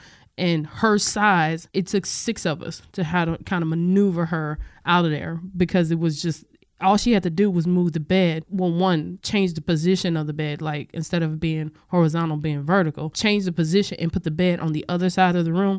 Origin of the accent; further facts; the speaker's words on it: Louisiana, United States; now in Washington, United States; I'm not originally from this area. I'm from Louisiana originally.